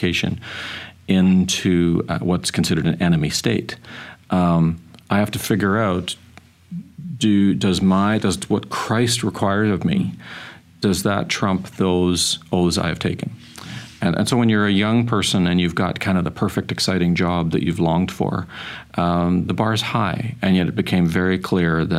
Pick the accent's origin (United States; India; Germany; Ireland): Ireland; being Irish